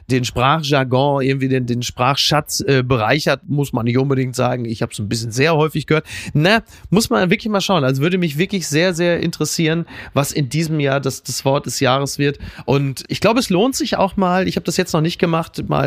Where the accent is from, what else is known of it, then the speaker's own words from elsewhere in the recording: North Rhine-Westphalia, Germany; also wie gesagt, vor allem, ich komme aus dem Ruhrgebiet. Für mich haben die Anfang der 90er alle schon Balenciaga getragen